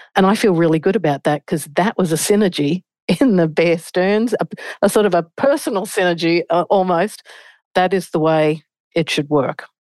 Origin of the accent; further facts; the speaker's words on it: Australia; moved away as an adult; now in New York, United States; As an Australian